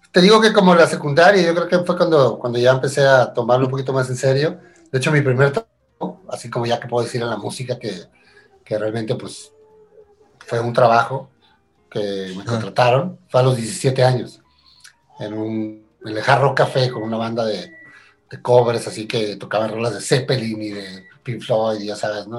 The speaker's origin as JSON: {"language": "Spanish", "town": "Tijuana", "region": "Baja California", "country": "Mexico", "tie": "born or raised there", "also_born_or_lived": "Argentina", "said": "yo nací en Argentina, pero me crié en, Tijuana desde muy pequeño"}